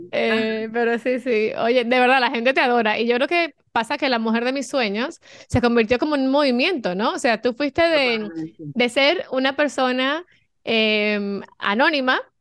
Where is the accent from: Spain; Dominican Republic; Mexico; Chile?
Dominican Republic; moved away as an adult; now in Miami, United States; yo soy dominicana, obviamente menos aplatanada, como dicen, porque ya vine hace, 24 años que vine